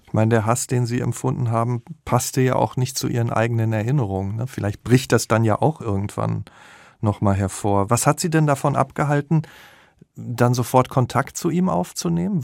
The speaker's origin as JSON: {"language": "German", "town": "Dortmund", "region": "North Rhine-Westphalia", "country": "Germany", "said": "Ich komme nämlich auch aus dem Ruhrgebiet"}